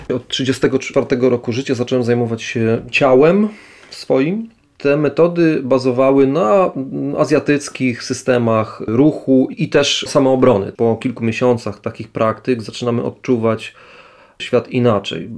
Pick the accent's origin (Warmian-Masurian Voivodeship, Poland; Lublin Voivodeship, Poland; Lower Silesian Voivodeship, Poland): Lublin Voivodeship, Poland; Lublin; wywodzę się ze środowiska wiejskiego, bo urodziłem się tuż pod Lublinem, to jest dzisiaj już część Lublina